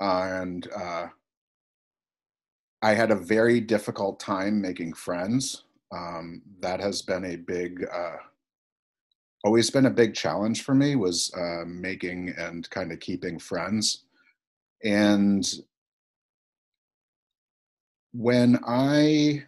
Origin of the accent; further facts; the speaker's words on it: Connecticut, United States; I grew up in Connecticut, and you know, my father was 25.